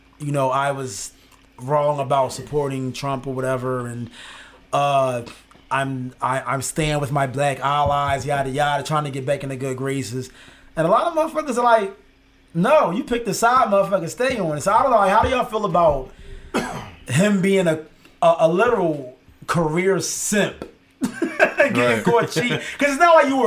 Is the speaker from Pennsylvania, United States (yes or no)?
yes; Philadelphia, Pennsylvania, United States; I'm from Philly